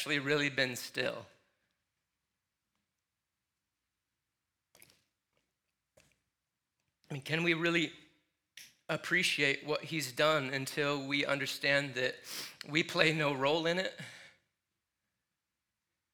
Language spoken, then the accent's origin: English; Michigan, United States; moved away; growing up in Michigan